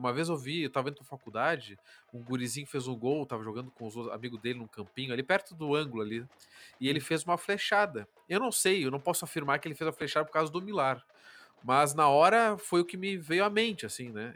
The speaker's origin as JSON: {"language": "Portuguese", "town": "Pelotas", "region": "Rio Grande do Sul", "country": "Brazil", "moved": "yes", "lives_now": "Curitiba, Brazil"}